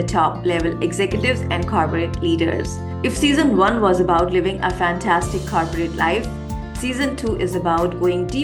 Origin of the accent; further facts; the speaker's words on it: India; I love to call myself an Indian woman with wings. Why? Because first, I come from India